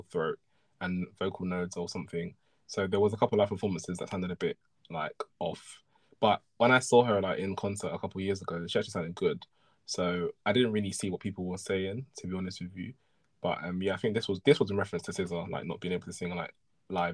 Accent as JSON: {"language": "English", "country": "Nigeria", "said": "as a Nigerian person"}